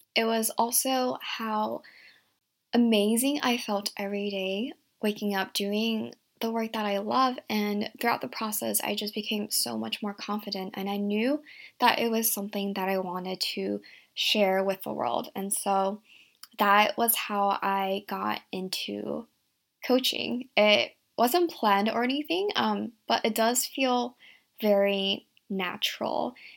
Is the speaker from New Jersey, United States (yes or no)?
no; Virginia, United States; also born or lived in Shanghai, China / San Francisco, United States; grew up in a small town in Virginia